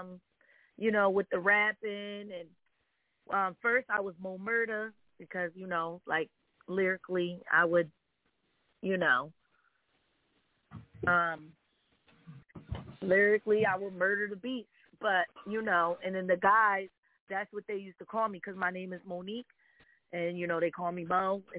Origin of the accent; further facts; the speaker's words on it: Norwalk, Connecticut, United States; I'm from Connecticut, Norwalk, Connecticut, but I was raised in Norwalk, Connecticut